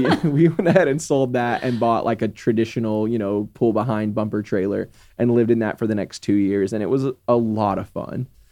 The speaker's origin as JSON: {"language": "English", "region": "Texas", "country": "United States", "tie": "born or raised there", "said": "never left Texas, like, never left my hometown"}